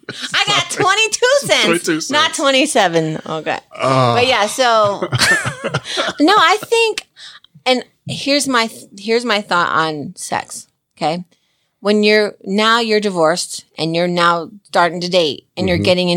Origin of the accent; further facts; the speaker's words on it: New Jersey, United States; I'm from Jersey